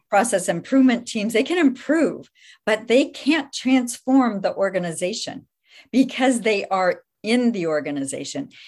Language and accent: English; Midwest, United States; moved away as an adult; now in Santa Clara, United States; I was raised in the Midwest, moved out here with my family when I was in college.